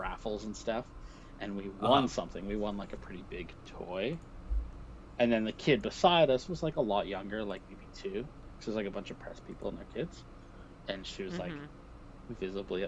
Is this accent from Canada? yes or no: yes; Canada; I'm Canadian